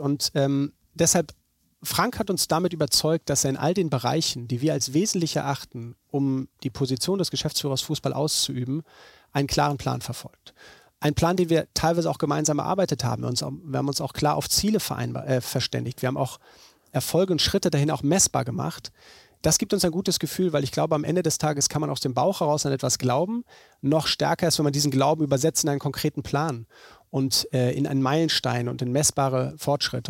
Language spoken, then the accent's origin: German; Bremen, Germany; Ich bin in Bremen geboren. Äh, meine Familie kommt von hier, meine Großeltern